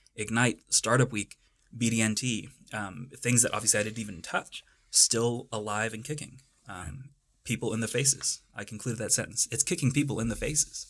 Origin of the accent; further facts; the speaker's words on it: North Texas, United States; moved away as an adult; now in Boulder, United States; I'm from the Badlands of North Texas. I'm one of those invading Texans that everyone in Colorado hates